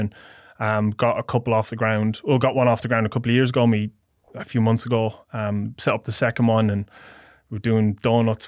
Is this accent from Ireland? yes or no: yes; Portlaoise, Leinster, Ireland; moved away as an adult; now in Australia; Midlands, my hometown, a place called Port Leash